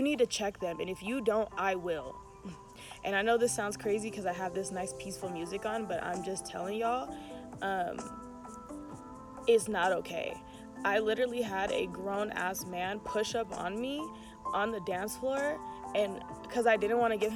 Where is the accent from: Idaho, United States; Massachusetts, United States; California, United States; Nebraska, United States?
California, United States; Oakland; I'm still from Oakland.